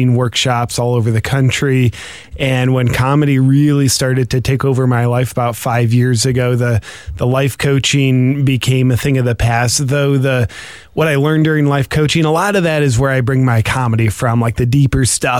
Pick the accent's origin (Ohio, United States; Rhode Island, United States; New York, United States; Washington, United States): Ohio, United States; Bowling Green; now in Austin, United States; I'm originally from a small town in Ohio called Bowling Green.